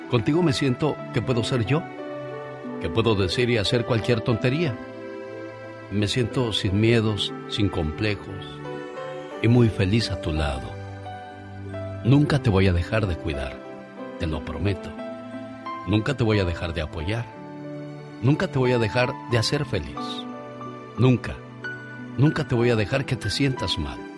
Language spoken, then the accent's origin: Spanish; Tomatlán, Puebla, Mexico; moved away; Un día salí de Tomatlán, Puebla, pero Tomatlán, Puebla nunca